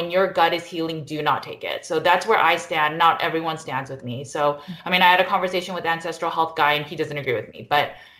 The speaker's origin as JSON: {"language": "English", "country": "United States", "said": "I'm Korean American, so we always have kimchi."}